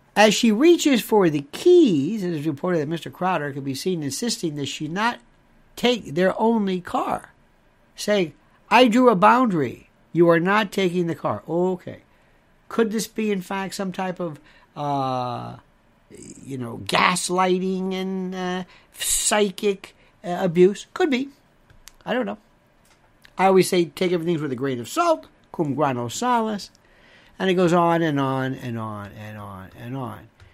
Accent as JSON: {"language": "English", "town": "Tampa", "region": "Florida", "country": "United States", "tie": "born or raised there", "said": "And growing up in Tampa"}